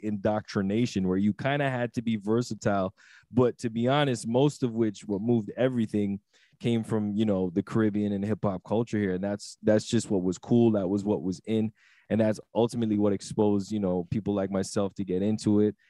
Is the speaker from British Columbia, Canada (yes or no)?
no; Toronto, Ontario, Canada; being from Toronto and growing up in Toronto